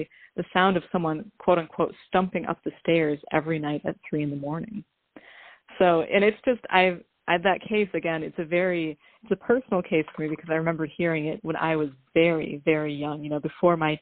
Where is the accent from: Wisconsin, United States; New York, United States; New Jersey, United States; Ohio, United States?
Wisconsin, United States; central; I grew up in Wisconsin